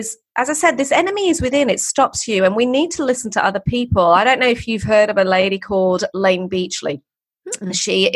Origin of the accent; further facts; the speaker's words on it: England, United Kingdom; I'm English. There's English heritage too. So I've got those ancestral north of England, poor kid voices